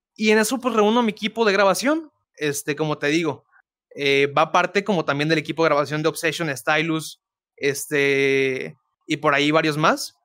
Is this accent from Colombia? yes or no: no; Guadalupe, Nuevo León, Mexico; soy nacido en Guadalupe, Nuevo León, México. Este, toda mi vida de aquí y yo creo que para siempre, ¿eh?